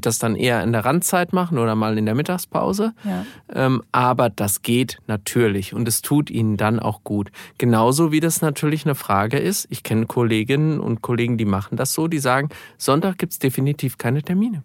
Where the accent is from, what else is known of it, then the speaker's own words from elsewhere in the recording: Gelnhausen, Hesse, Germany; Ich bin jetzt Stadtverordnetenvorsteher in meiner Heimatstadt Gelnhausen.